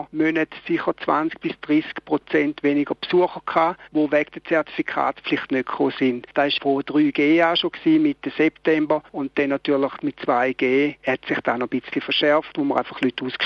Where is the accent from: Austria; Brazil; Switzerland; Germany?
Switzerland; für nicht nur bei uns in der Schweiz, aber generell